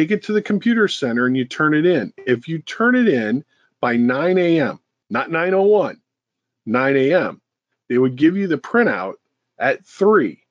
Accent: St. Louis, Missouri, United States; I was born in St. Louis, Missouri, in 1960

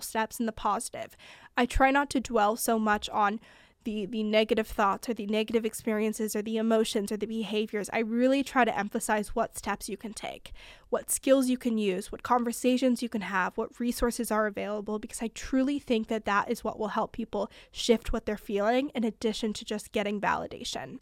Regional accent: California, United States; also born or lived in Montana; I'm from California.

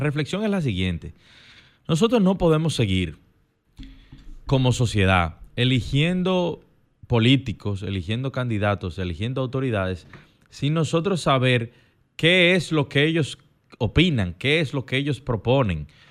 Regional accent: Dominican Republic; somos dominicanos

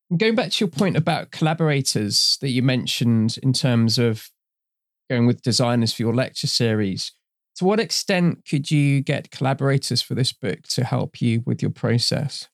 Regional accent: Trinidad & Tobago; I'm from Trinidad in her origin. I've grown up in that kind of culture as well

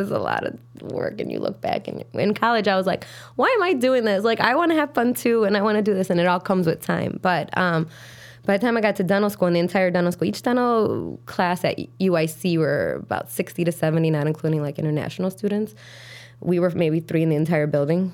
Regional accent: Chicago, Illinois, United States; grew up on the south side of Chicago

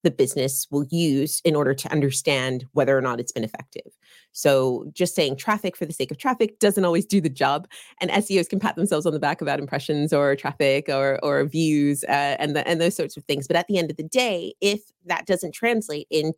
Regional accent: California, United States; now in United Kingdom; I am based in the UK, but I am a California girl at heart.

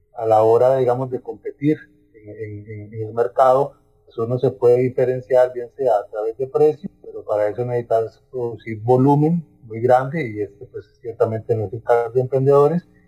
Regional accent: Tilarán, Guanacaste, Costa Rica; yo soy de Tilarán

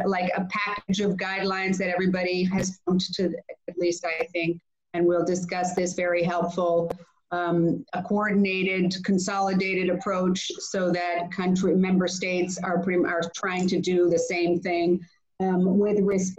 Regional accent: Greece; In Greece, I can't not mention my home country. I am an MEP from Greece

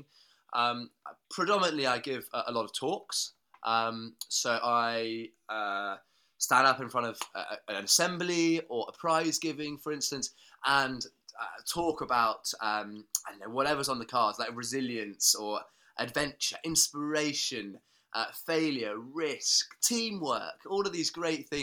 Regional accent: Norfolk, East Anglia, East of England, United Kingdom; I was born and brought up in Norfolk in East Anglia

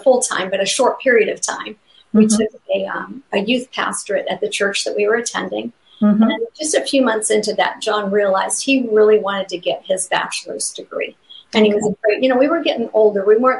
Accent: near Brewer, Maine, United States; moved away as an adult; looking to start a church in Brewer, Maine, which is about 25 miles from my hometown. So we were excited to be going back.

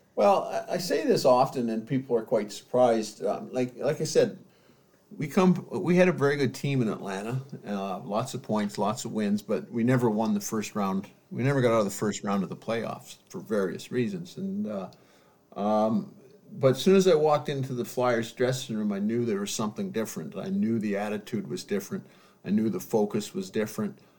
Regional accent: London, Ontario, Canada; moved away; I was still a kid growing up in London, Ontario.

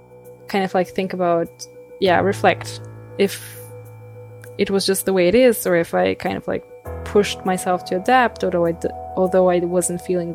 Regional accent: Bulgaria; born or raised there; moved away as an adult; now in Heidelberg, Germany

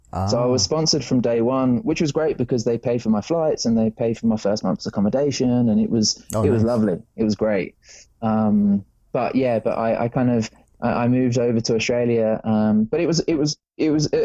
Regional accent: England, United Kingdom; moved away; I grew up in England, the land of rain

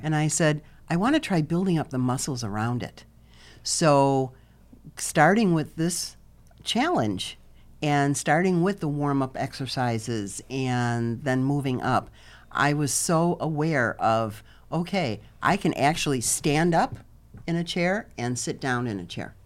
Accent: Chicago, Illinois, United States; now in Fort Lauderdale area, United States; I'm originally from Chicago, uh, permanently now living in, uh, about fifteen minutes south of Fort Lauderdale

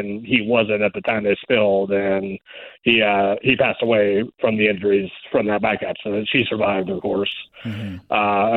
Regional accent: Reno, Nevada, United States; here in my hometown

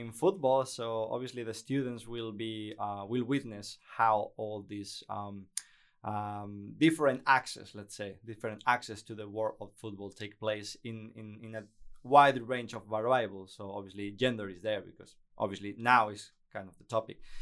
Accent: Spain; English is a second language; moved away as an adult; also born or lived in Basque Country; now in Netherlands; I was working for the main radio station in, in Spain, Cadena Ser. Not in Madrid, that was in my hometown

